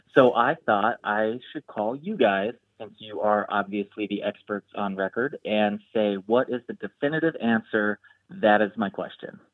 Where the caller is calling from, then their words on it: Chicago, Illinois, United States; I'm calling from Chicago